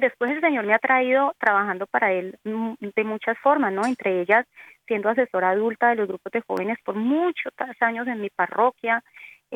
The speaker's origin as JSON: {"language": "Spanish", "town": "Cali", "region": "Valle del Cauca", "country": "Colombia", "tie": "born or raised there", "accent": "Colombian Antioquian", "said": "soy colombiana, nací en Cali"}